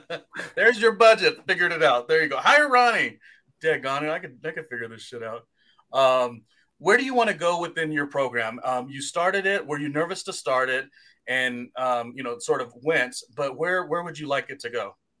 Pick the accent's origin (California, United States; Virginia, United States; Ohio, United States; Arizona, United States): California, United States; moved away as an adult; also born or lived in New York City, United States / Weehawken, New Jersey, United States; I'm the Californian who spent about seven years there